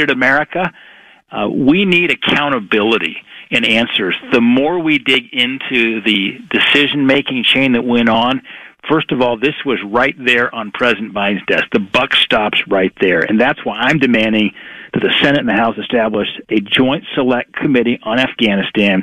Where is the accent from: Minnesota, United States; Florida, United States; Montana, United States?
Montana, United States; I'm from Montana, a northern border state.